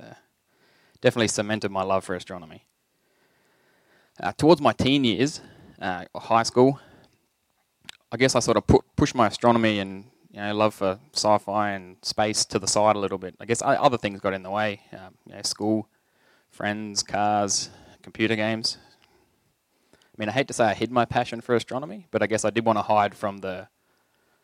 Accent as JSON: {"language": "English", "area": "Leanyer", "region": "Northern Territory", "country": "Australia", "tie": "born or raised there", "said": "When I was younger, I grew up in Liania"}